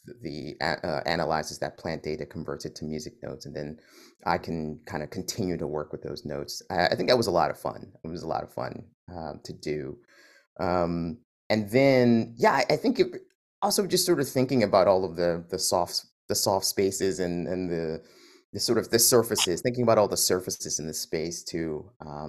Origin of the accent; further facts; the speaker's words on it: Philadelphia, Pennsylvania, United States; So I grew up over on Cherokee, just off of Johnson